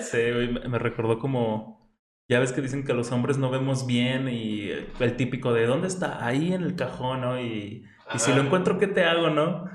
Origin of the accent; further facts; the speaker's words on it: Mexico; Como buen mexicano